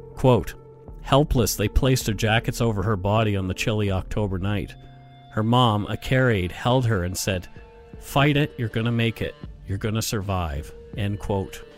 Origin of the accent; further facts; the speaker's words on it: Bridgewater, Nova Scotia, Canada; my hometown, Bridgewater